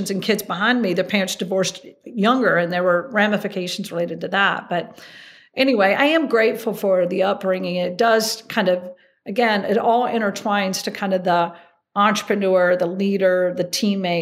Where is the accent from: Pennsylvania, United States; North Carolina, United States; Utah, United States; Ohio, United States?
North Carolina, United States; Hickory; moved away as an adult; also born or lived in Atlanta / Chapel Hill, North Carolina; now in New York, United States; growing up in Hickory, North Carolina